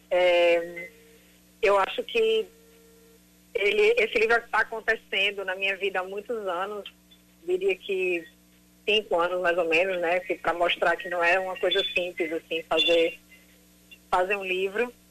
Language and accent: Portuguese; João Pessoa, Paraíba, Brazil; also born or lived in Rio de Janeiro / San Francisco; now in New York, United States; Há muitos anos eu sou de João Pessoa, morei uns anos no Rio e morei em São Francisco, depois acabei findando em Nova York.